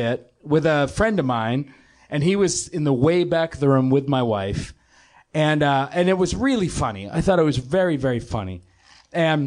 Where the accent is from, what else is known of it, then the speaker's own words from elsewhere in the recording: Boston, Massachusetts, United States; We're both from Boston.